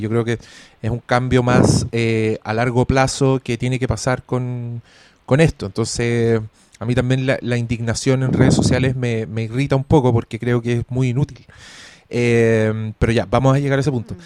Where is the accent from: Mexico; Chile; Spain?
Chile; soy chileno